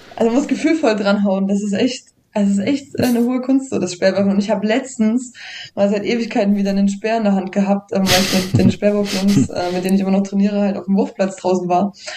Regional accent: Saalfeld, Thuringia, Germany; now in Jena, Germany; geboren in Saalfeld, jetzt wohnend in Jena

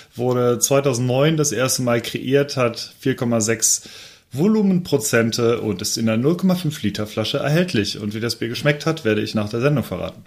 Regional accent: Overath, North Rhine-Westphalia, Germany; ich komme ja aus Overath

